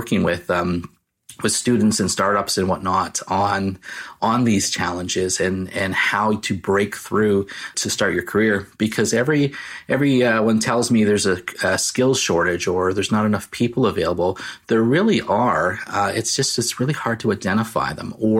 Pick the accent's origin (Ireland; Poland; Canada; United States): Canada; I'm the Canadian version of Jack Ryan.